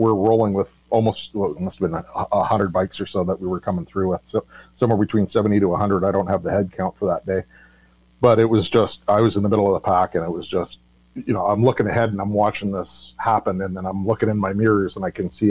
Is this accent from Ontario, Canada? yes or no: no; Vancouver, British Columbia, Canada; I grew up in Vancouver